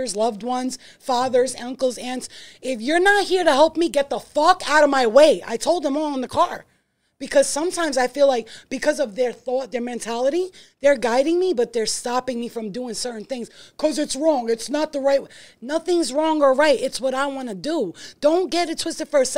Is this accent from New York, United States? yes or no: yes; New York City, New York, United States; I'm from Staten Island, too